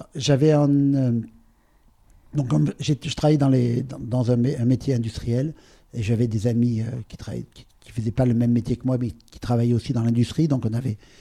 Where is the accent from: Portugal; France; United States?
France; Provence-Alpes-Côte d'Azur; J'ai grandi sur la côte d'Azur